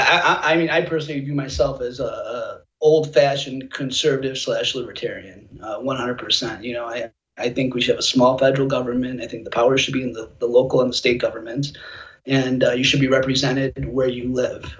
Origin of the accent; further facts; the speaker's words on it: United States; I'm an American first